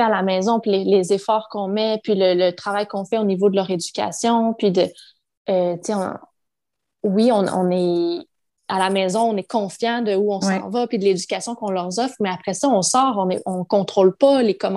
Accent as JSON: {"language": "French", "region": "Quebec", "country": "Canada", "tie": "born there", "said": "je suis née au Québec, je suis québécois."}